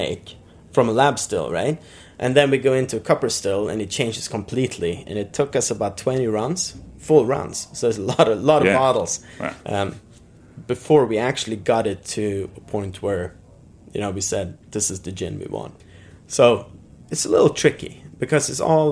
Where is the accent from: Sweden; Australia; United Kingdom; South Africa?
Sweden; also born or lived in Brooklyn, United States; now in United States; I'm from Sweden originally